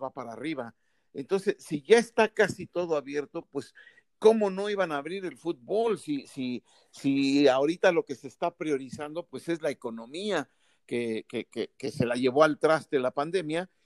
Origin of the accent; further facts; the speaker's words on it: Mexico; nuestro país